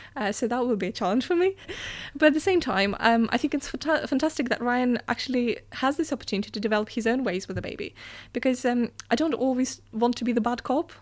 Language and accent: English; Russia; moved away; I come from Russia